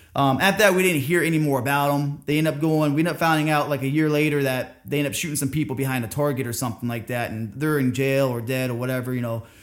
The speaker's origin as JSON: {"language": "English", "town": "Orlando", "region": "Florida", "country": "United States", "tie": "born or raised there", "also_born_or_lived": "Cooperstown, New York", "said": "I grew up in Orlando, Florida"}